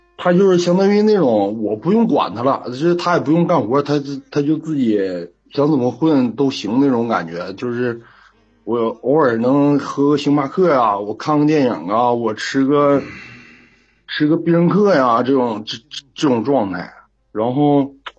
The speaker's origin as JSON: {"language": "Chinese", "region": "Heilongjiang", "country": "China", "said": "我是黑龙江的，是农村乡亲认识的"}